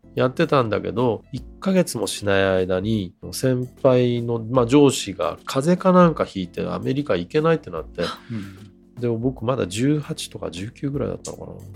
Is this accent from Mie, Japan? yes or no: no; Kanagawa, Japan; 自分はあの神奈川出身